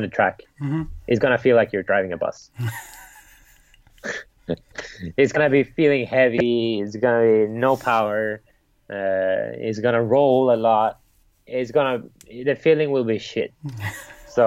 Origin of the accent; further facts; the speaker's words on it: Sweden; growing up in Sweden